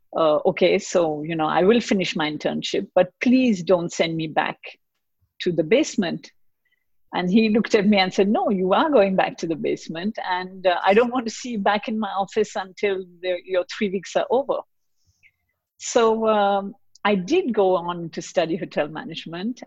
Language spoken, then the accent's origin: English; Mumbai, Maharashtra, India; moved away; also born or lived in Basel, Switzerland / Geneva, Switzerland / Lausanne, Switzerland; I grew up in Bombay in India, and my dad used to work for a Swiss pharmaceutical company